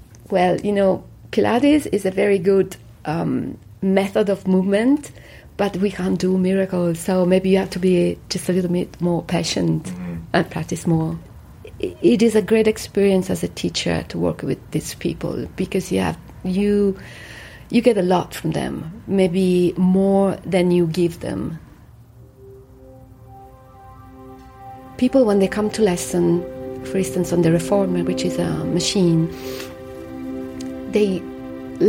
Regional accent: Rome, Lazio, Italy; I come from Rome

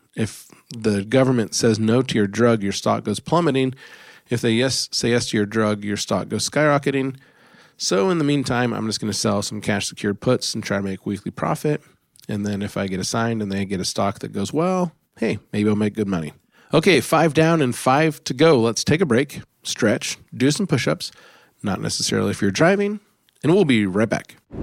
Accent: United States; as an American

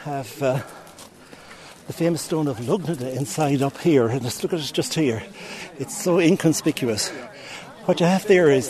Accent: Castlebar, Connacht, Ireland; I'm from Castlebar. We used to climb the reek

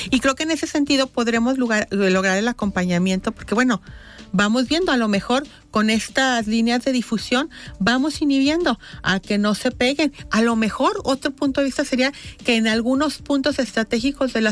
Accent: Guadalajara, Jalisco, Mexico; Somos una sociedad, somos tapatíos todos

